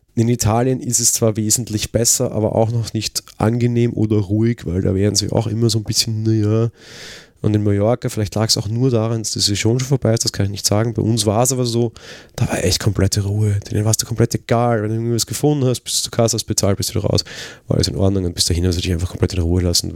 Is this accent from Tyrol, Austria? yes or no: no; Vienna, Austria; ich komme halt aus Wien